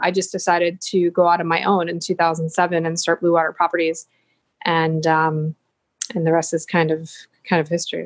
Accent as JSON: {"language": "English", "town": "Buffalo", "region": "New York", "country": "United States", "tie": "born or raised there", "also_born_or_lived": "San Jose, Costa Rica", "moved": "yes", "said": "growing up in Buffalo, it's not very cultural"}